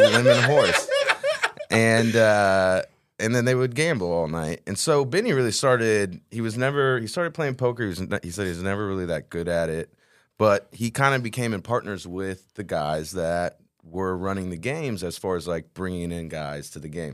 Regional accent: Texas, United States; I've lived in Texas my whole life

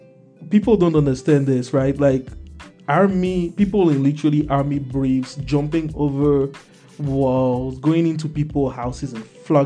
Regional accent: Togo; English is a second language; I live through Nigeria. You know, I come from Togo.

